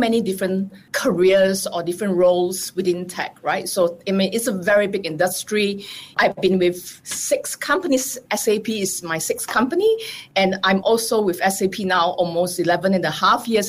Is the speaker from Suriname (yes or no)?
no; Singapore; moved away as an adult; also born or lived in Israel; I live in Israel, coming from Singapore